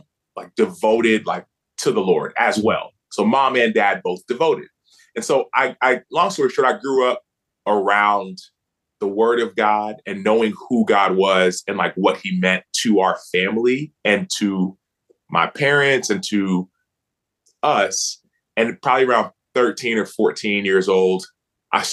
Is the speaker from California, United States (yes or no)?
no; Dallas, Texas, United States; I grew up in Dallas, Texas. I'm from Dallas, Texas